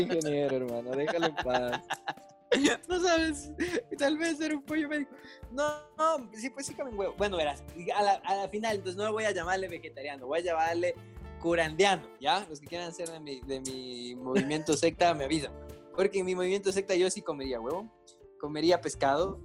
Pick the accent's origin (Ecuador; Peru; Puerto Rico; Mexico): Ecuador; Latacunga, Cotopaxi; mi tierrita linda